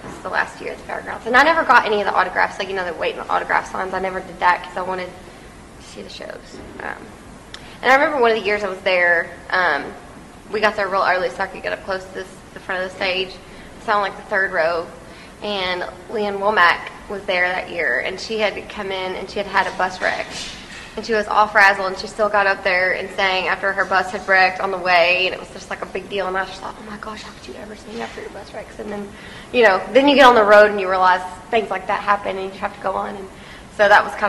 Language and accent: English; Texas, United States; we're from Texas, too